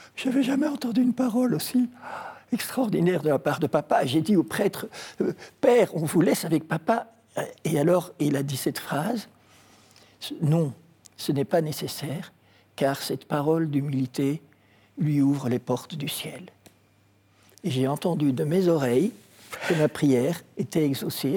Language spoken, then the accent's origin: French; Brussels, Brussels-Capital Region, Belgium; also born or lived in Kinshasa, DR Congo; Je suis rentré très vite quand j'avais 20 mois à Bruxelles euh, avec mes parents. Et donc j'ai étudié à Bruxelles